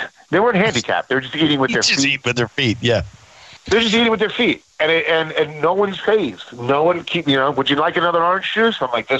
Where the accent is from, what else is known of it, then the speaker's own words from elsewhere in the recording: New York, United States; I'm a New Yorker, but I had to root for Philly.